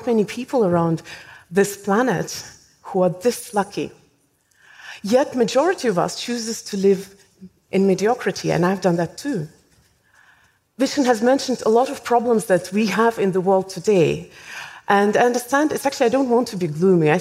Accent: Estonia; I was born in Soviet Union. In fact, I was 14 when Soviet Union collapsed. So I went through the schooling system in the Soviet system. Of course, the last few years, it was, technically speaking, independent Estonia

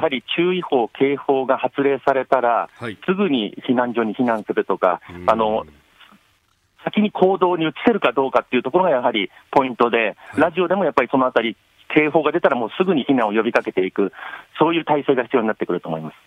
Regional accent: Tokyo, Japan; moved away as an adult; also born or lived in Fukushima; 私、出身が東京で、実は26年前に福島にいたんですけれども

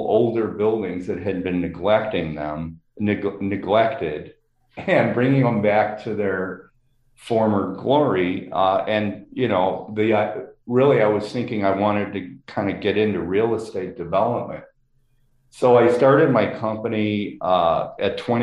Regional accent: Chicago, Illinois, United States; I grew up in Lakeview in Chicago

